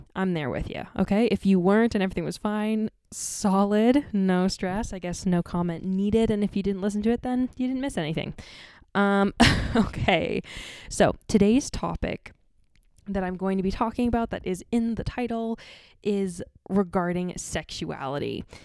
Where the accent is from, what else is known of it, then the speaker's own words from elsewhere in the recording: Ontario, Canada; me growing up in North America and Canada, the, and Ontario more specifically